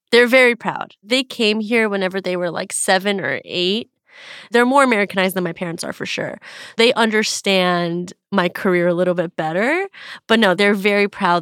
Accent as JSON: {"language": "English", "town": "Beverly Hills", "region": "California", "country": "United States", "tie": "born or raised there", "said": "growing up in Beverly Hills and having parents that were, you know, Persian Jewish immigrants"}